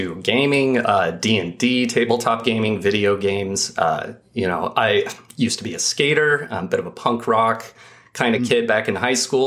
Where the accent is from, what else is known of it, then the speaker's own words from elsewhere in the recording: Idaho, United States; I grew up in Idaho.